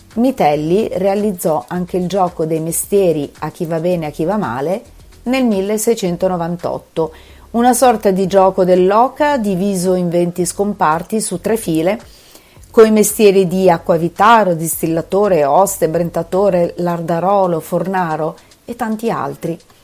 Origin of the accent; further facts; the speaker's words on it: Bologna, Emilia-Romagna, Italy; da bolognese non cresciuta in centro